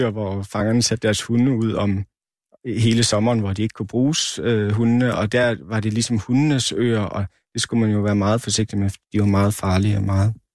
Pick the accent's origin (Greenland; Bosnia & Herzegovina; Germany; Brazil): Greenland; Sisimiut; also born or lived in Aasiaat; I de byer, både i Asiat og i Sisimet, hvor jeg voksede op, der var, og i stort set alle de større byer i Grønland